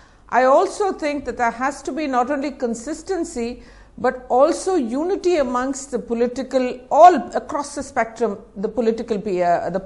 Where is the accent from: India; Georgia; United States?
India; I'm here today as an Indian